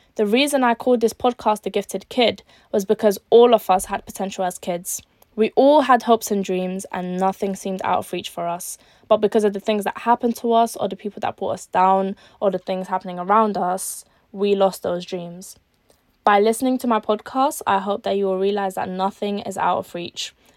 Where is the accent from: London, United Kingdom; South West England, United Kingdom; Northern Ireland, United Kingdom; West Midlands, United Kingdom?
London, United Kingdom; also born or lived in Algeria; I was born in Algeria, but I was raised in East London for my whole life